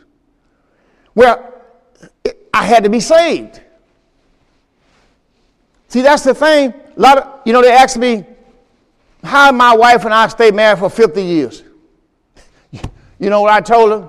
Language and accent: English; Mississippi, United States; moved away; also born or lived in Pontiac, Michigan; I'm from Mississippi